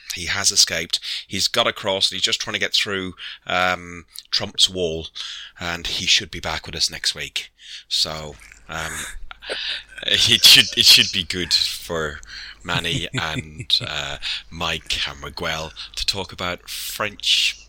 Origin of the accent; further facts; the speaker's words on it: Ireland; Me, I'm Irish, so just working out.